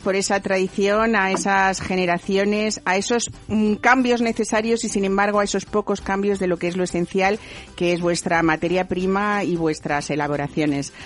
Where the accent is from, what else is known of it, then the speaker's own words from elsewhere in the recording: Madrid, Community of Madrid, Spain; yo que soy madrileña